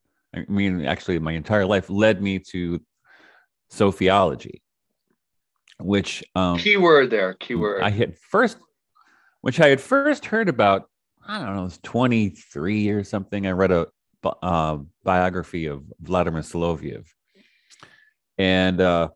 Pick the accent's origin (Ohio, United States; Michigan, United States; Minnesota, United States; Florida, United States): Michigan, United States; Detroit; I grew up in Detroit, started off very young as a musician